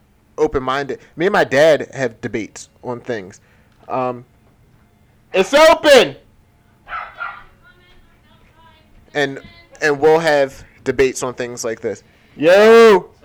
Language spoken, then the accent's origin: English; Philadelphia, Pennsylvania, United States; also born or lived in Mayfair, Philadelphia; From when I was born until I came to Bernard's, I lived in Southwest Philadelphia